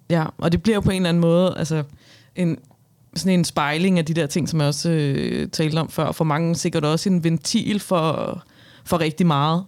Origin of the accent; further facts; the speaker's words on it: Albertslund, Capital Region of Denmark, Denmark; jeg var fra Albertslund